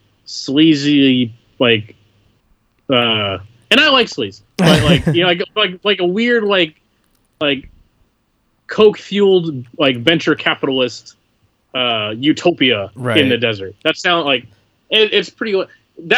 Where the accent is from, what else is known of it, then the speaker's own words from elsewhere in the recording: West Coast, United States; moved away; I'm from the West Coast